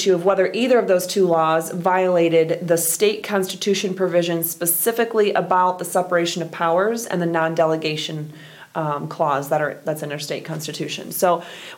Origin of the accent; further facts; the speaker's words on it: Orlando, Florida, United States; now in Michigan, United States; I grew up in Orlando